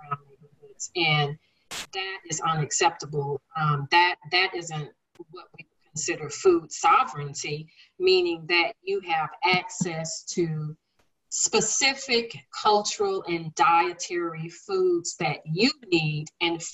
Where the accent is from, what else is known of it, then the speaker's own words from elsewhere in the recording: Dallas, Texas, United States; I'm here in Dallas. I grew up in Dallas